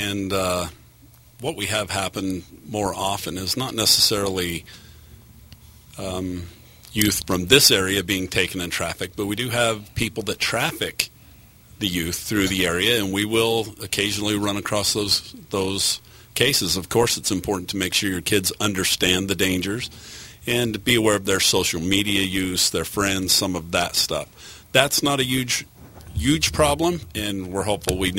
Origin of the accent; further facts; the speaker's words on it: Bountiful, Utah, United States; moved away as an adult; also born or lived in Cache Valley; now in St. George, United States; I was born and raised in Bountiful.